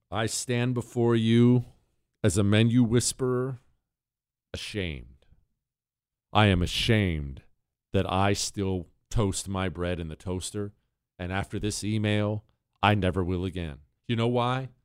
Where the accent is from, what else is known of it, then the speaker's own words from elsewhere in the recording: United States; I'm an American citizen